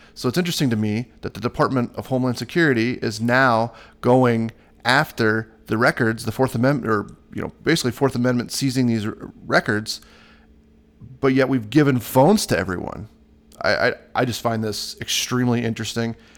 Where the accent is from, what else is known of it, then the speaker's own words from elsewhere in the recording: Iowa, United States; my home state, Iowa